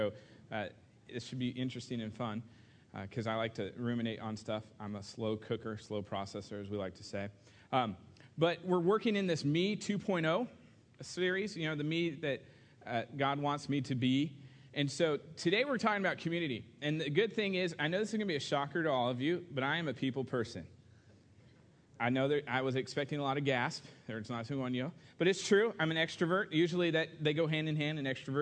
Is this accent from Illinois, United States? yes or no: no; Southern California, United States; moved away as an adult; now in Kentucky, United States; I moved from, you know, Southern California to Kentucky, of all places.